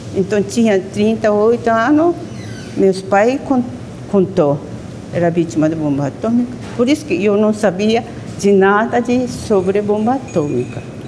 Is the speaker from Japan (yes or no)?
yes; Hiroshima, Japan; Portuguese is a second language; moved away; eu nasci na Hiroshima e tinha dois anos quando caiu a bomba atômica